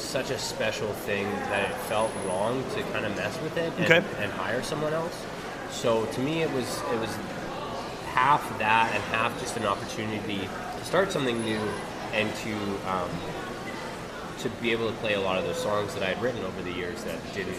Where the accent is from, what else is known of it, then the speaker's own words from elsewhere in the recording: Winnipeg, Manitoba, Canada; I came from Fort Garry.